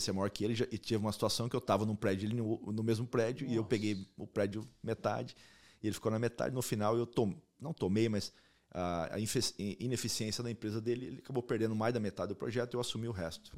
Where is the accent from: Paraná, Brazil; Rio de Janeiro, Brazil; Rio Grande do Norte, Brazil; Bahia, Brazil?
Paraná, Brazil; Maringá; moved away as an adult; also born or lived in Spain; now in United States; Eu nasci em Maringá, sou maringaense